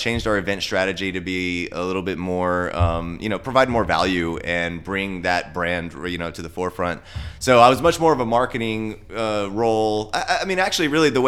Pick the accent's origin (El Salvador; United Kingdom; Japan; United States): United States; Texas; moved away as an adult; also born or lived in Austin, Texas / Denver, Colorado; I grew up in Texas, but it's never really felt like home to me